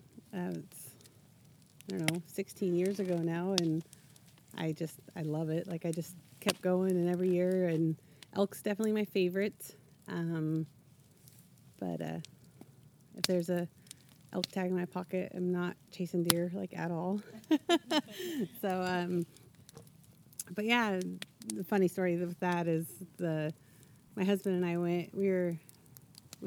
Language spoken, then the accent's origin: English; Eastern Oregon, United States; I grew up over in Eastern Oregon